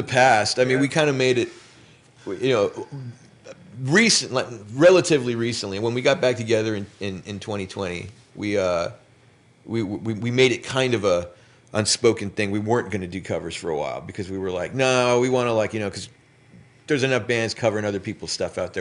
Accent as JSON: {"language": "English", "town": "Los Angeles", "region": "California", "country": "United States", "tie": "born or raised there", "said": "I grew up in Los Angeles."}